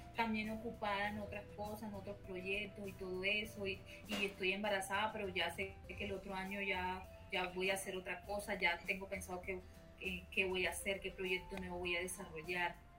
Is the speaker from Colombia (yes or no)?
yes; Colombia; Colombia, que, es mi tierra, que no la voy a olvidar